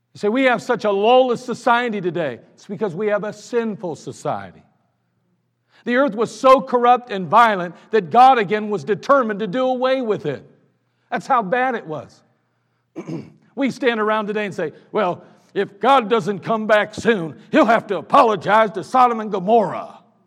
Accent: United States; I'm an American.

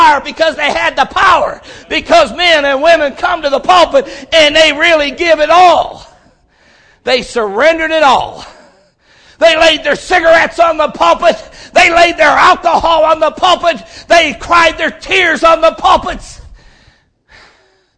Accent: Stow, Ohio, United States; also born or lived in Hudson, Ohio; I was born and raised in Stowe, Ohio

